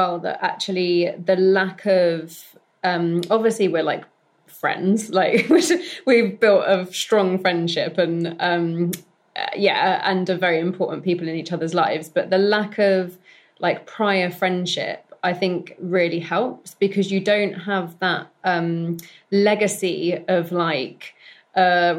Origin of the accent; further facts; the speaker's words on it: London, United Kingdom; also born or lived in Bath; Yeah, so I am London born and bred, to a British mother and a Kiwi father. So my dad lives in New Zealand, so I am technically half Kiwi. And yeah, I grew up in North London, briefly moved to Bath, and then came back to London for university